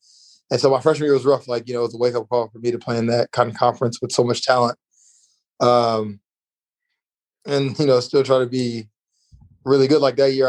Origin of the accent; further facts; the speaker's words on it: Chicago, Illinois, United States; moved away as an adult; also born or lived in Mississippi; now in Brisbane, Australia; I actually born in Chicago, moved to Mississippi. So in the southern part of America, and then back to Chicago.